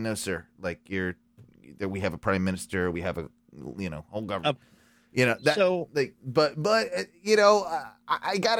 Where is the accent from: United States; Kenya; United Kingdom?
United Kingdom; England; moved away; I'm English. British, half English, half Welsh, but was never really raised to be a big like fan of the royal family